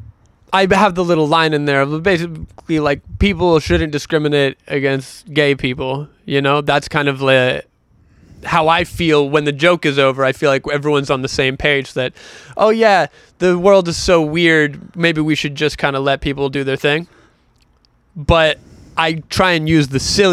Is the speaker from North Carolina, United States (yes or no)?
yes; North Carolina, United States; I'm from North Carolina